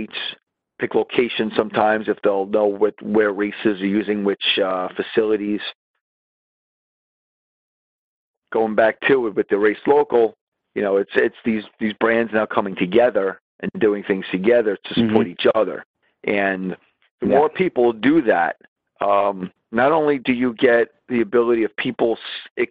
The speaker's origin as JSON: {"language": "English", "region": "New York", "country": "United States", "said": "I'm not a New Englander and I'm a New Yorker"}